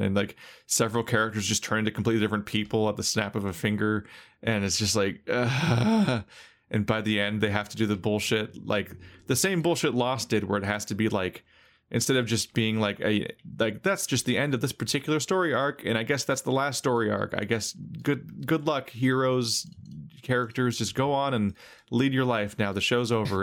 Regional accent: United States

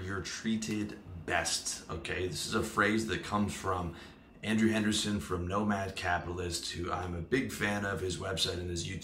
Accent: Canada; moved away as an adult; now in Chiang Mai, Thailand; my home country

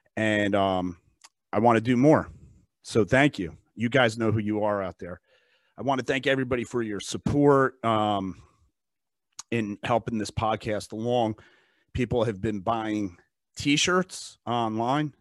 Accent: United States; I'm an American. I live in this country, I pay taxes

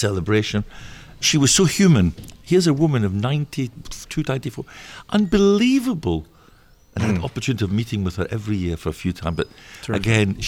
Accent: Scotland, United Kingdom; accent: Scottish; moved away; my Scottish accent because I'm from Scotland

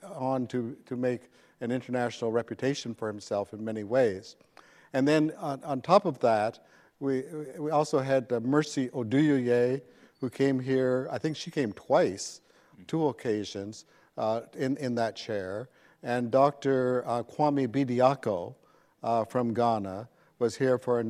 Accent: Canada; moved away as an adult; also born or lived in Nashville, Tennessee; now in Princeton, United States; I'm originally from Canada, and I did my undergraduate and Master of Divinity degrees in Canada.

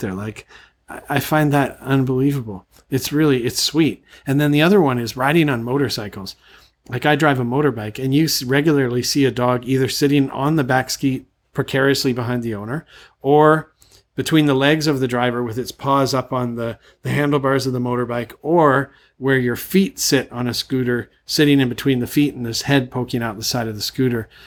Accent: Canada; moved away as an adult; now in Thailand; I'm from Canada

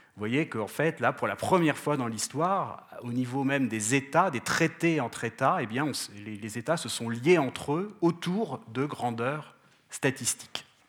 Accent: France; je viens de France

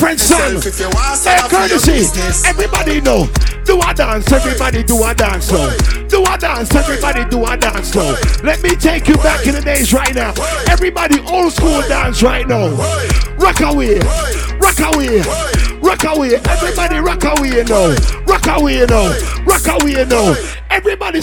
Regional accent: Jamaica; also born or lived in East Coast; I'm Jamaican

